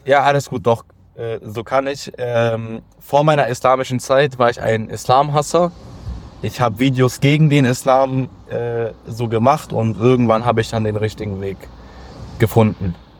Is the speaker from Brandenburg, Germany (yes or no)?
no; Solingen, North Rhine-Westphalia, Germany; ich äh, bin aus Solingen